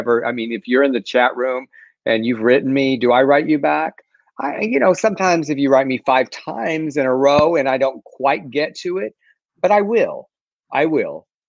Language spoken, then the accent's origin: English; South Texas, United States; now in Los Angeles, United States; when I grew up in South Texas, one of the great traditions that we had in the Mexican American culture was Christmas tamales.